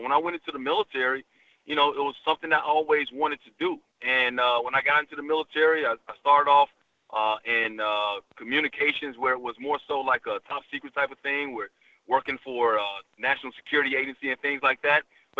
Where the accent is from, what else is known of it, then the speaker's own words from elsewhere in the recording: Bronx, New York, United States; born there; now in Alabama, United States; I was born in the Bronx, so I had one accent there. Then I moved to Alabama, and that accent started coming out.